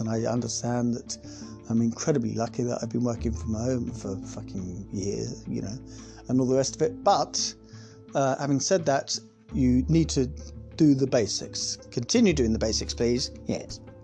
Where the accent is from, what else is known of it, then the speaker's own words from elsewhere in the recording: United Kingdom; also born or lived in South West England; We're British